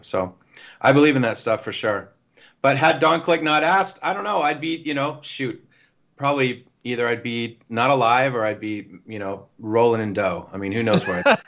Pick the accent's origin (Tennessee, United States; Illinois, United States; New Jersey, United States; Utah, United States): Tennessee, United States; Nashville; I'm from Nashville